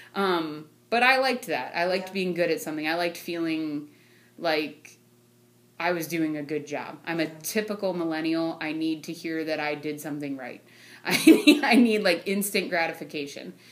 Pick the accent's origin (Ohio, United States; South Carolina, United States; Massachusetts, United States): Ohio, United States; North Canton; now in Louisville, United States; I am originally from North Canton. I currently reside outside of Louisville